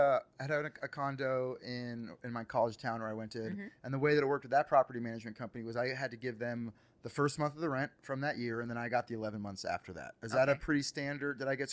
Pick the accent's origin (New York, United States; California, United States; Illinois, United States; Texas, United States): California, United States; now in Tennessee, United States; I'm originally from California.